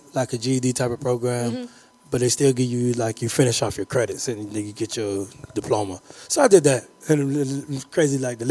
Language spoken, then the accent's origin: English; Miami, Florida, United States; I grew up in Kara City